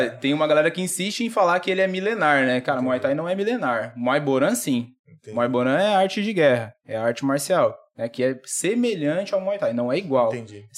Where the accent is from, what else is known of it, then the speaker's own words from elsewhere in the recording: Dracena, São Paulo, Brazil; eu nasci, eu nasci em São Paulo, com três anos a gente veio embora pra cá.